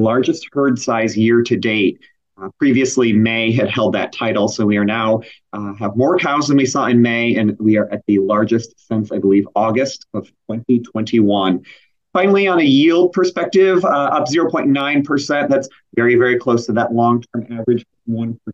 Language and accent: English; New York, United States; now in Chicago, United States; I grew up in New York and living in Chicago.